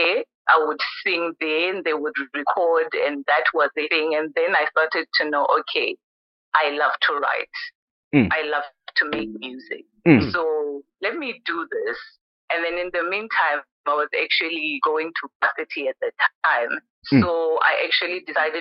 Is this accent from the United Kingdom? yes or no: no; Thohoyandou, Limpopo, South Africa; moved away as an adult; also born or lived in Free State / Mpumalanga; a girl coming from Thohoyandou. I was born in Gredi, and then I moved to Free State during my varsity years, and then Mpumalanga